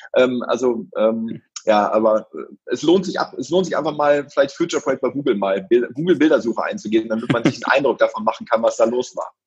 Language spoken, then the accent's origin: German; Brockhagen, North Rhine-Westphalia, Germany; dass ich aus dem Dorf Brockhagen komme